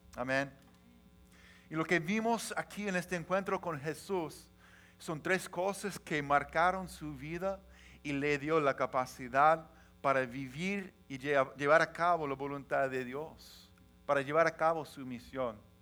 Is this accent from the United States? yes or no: yes; Washington, United States; moved away as an adult; also born or lived in Los Angeles, California; Somos de Washington, tenemos familia, tenemos trabajo, tenemos amigos